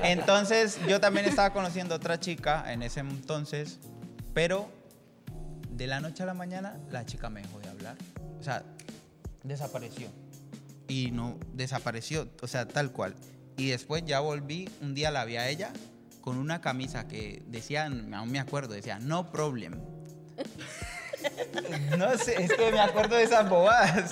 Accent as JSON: {"language": "Spanish", "country": "Colombia", "said": "soy de Colombia"}